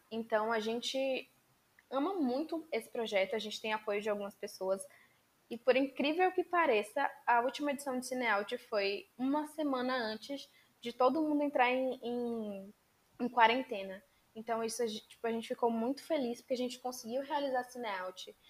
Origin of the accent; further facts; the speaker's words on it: Bahia, Brazil; eu sou baiana, estudo na Universidade do Estado da Bahia